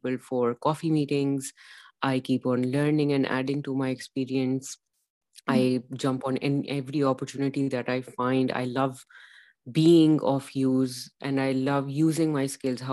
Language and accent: English; Pakistan; moved away as an adult; now in Denmark; I am from Pakistan.